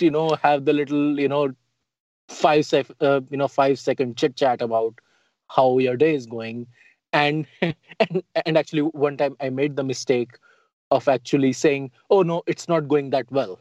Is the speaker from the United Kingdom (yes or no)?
no; Delhi, India; moved away as an adult; also born or lived in Utah; now in United States; I grew up in Old Delhi, which is the walled city, the old city.